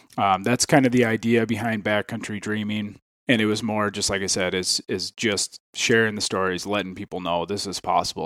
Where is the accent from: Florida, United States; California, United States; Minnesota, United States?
Minnesota, United States; Ham Lake; I am from Ham Lake, Minnesota. Um, I grew up hunting just through, you know, growing up around my dad and, and brothers